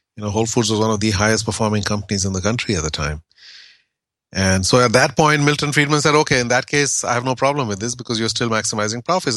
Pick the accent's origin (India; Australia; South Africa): India; I grew up in India in the, in the seventies